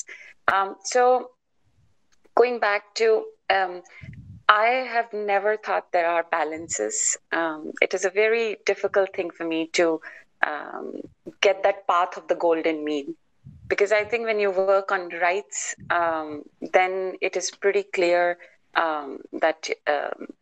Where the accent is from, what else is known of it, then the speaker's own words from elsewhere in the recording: India; now in United States; I was born in India, then I live in the US